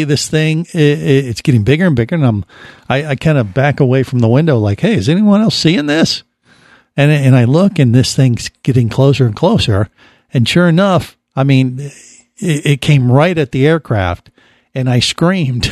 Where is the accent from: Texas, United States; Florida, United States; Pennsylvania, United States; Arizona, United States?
Florida, United States; for a Florida boy